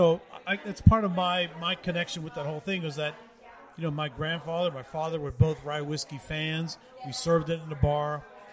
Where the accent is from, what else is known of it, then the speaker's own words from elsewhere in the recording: Monessen, Pennsylvania, United States; moved away; I am a Western PA guy. I grew up in the Mon Valley out in Monessen, PA.